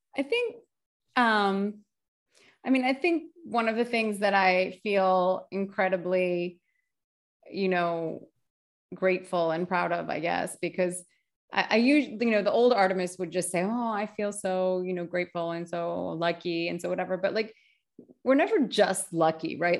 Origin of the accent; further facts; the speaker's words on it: United States; I'm Greek American